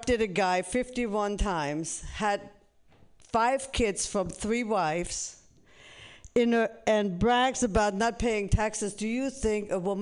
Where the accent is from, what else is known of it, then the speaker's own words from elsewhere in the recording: Germany; now in United States; I'm originally from Germany, the land of the thinkers and Hitler